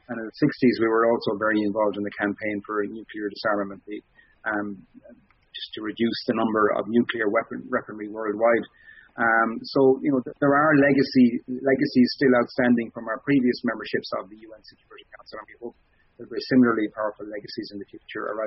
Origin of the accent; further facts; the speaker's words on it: Ireland; growing up in Ireland